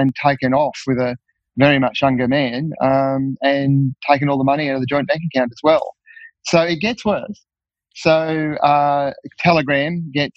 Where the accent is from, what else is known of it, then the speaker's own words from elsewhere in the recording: Napperby Station, Northern Territory, Australia; I grew up mostly at Napperby Station